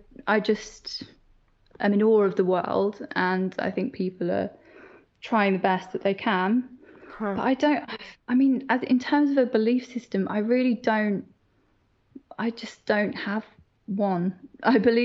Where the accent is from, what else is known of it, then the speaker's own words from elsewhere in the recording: Northern Ireland, United Kingdom; I grew up in Northern Ireland and that's hugely religious